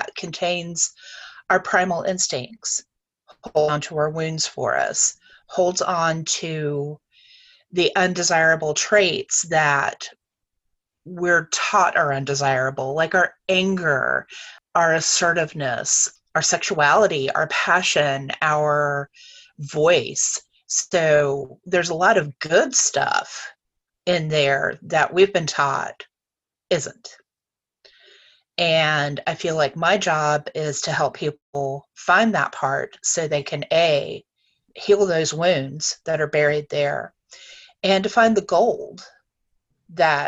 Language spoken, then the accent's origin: English; North Carolina, United States; I grew up in North Carolina